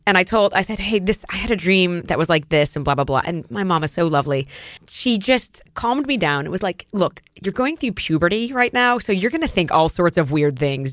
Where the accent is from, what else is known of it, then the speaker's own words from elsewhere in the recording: Erie, Pennsylvania, United States; moved away as an adult; also born or lived in New York City; I grew up in Erie, Pennsylvania, which is, um, on the Great Lakes